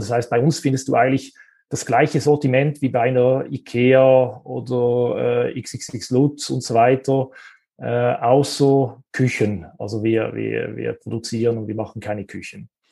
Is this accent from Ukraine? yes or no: no; Switzerland; Wir kommen ja aus der Schweiz